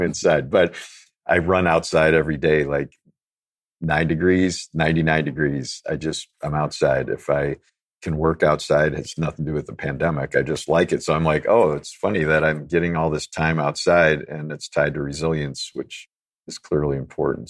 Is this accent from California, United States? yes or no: no; Chicago, Illinois, United States; I'm a city kid, so I grew up in Chicago, completely disconnected from nature